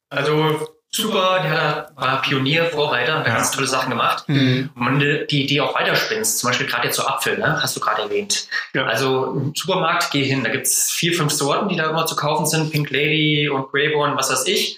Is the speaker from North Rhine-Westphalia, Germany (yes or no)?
no; Hesse, Germany; als Hesse